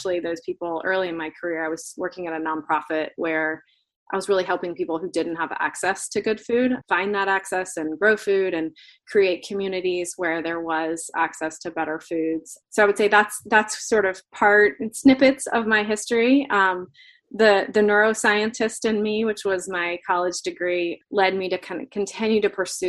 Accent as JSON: {"language": "English", "region": "Florida", "country": "United States", "tie": "born or raised there", "moved": "yes", "said": "I grew up in Florida"}